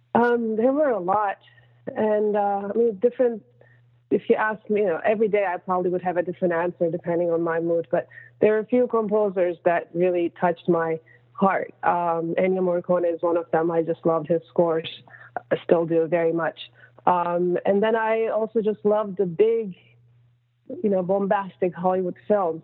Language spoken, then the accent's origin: English; Turkey; moved away; I'm from Turkey originally